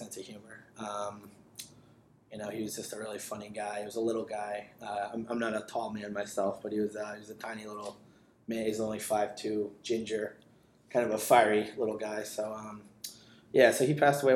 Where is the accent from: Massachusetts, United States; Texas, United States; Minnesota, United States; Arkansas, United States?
Massachusetts, United States; Attleboro; also born or lived in New York; I grew up in Attleboro, lived here most of my life